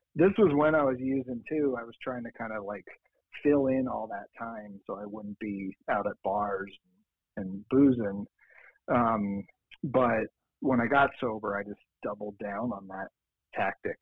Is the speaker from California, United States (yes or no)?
no; Lancaster County, Pennsylvania, United States; also born or lived in Boston; now in Denver, United States; I'm actually from Pennsylvania